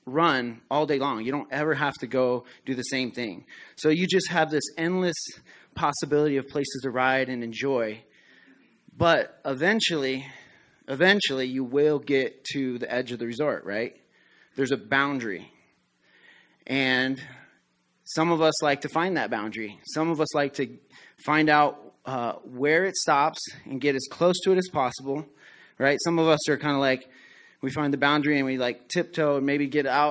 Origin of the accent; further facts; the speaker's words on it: Colorado, United States; moved away; I grew up in Colorado